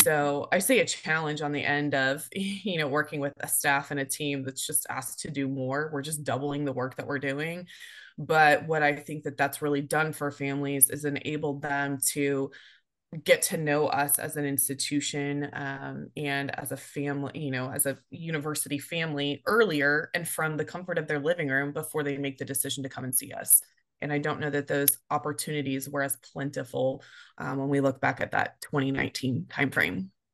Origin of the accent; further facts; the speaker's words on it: Tulsa, Oklahoma, United States; moved away as an adult; also born or lived in Chicago / Missouri; moving back to my hometown of Tulsa